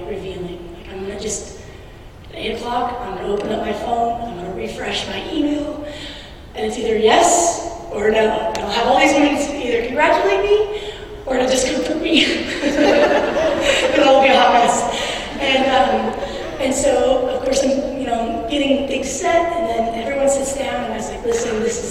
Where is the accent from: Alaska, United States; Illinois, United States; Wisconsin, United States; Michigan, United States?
Alaska, United States; I'm from Alaska